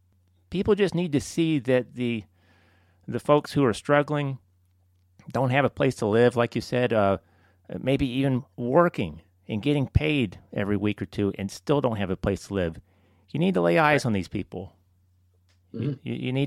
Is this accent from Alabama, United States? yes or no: yes; Birmingham, Alabama, United States; also born or lived in Chicago / Northern Virginia / Florence, Alabama; You know, we moved from Chicago to Northern Virginia to Florence, Alabama. That was a culture shock. Mm-hmm. Then to Birmingham.